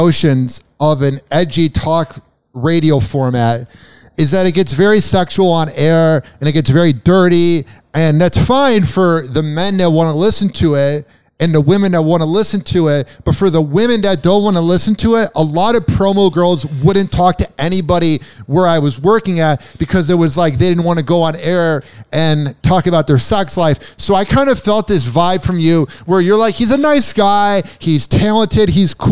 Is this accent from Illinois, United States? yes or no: yes; Chicago, Illinois, United States; growing up in Chicago